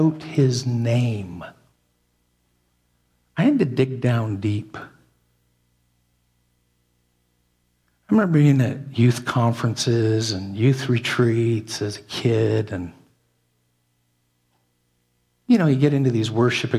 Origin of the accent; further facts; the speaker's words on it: Canada; I'm as Canadian as can be.